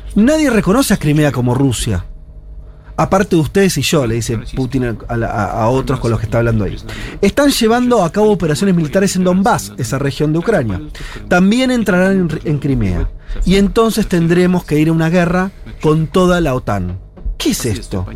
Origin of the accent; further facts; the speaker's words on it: Argentina; nosotros como argentinos